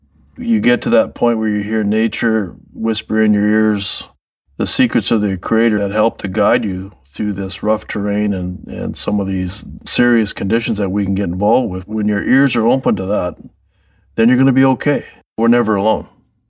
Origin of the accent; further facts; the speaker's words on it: Seabird Island, British Columbia, Canada; I'm from Skalakal, which means around the bend, Seabird Island, part of Stalo Nation, people of the river.